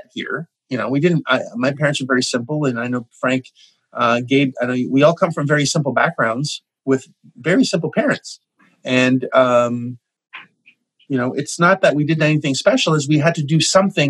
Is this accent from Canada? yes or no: yes; Canada; I'm Canadian